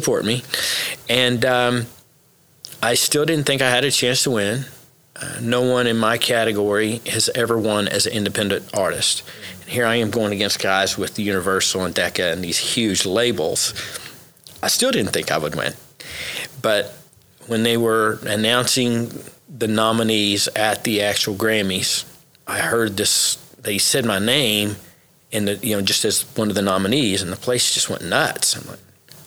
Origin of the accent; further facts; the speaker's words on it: Oklahoma, United States; also born or lived in Memphis, Tennessee; I was raised in Oklahoma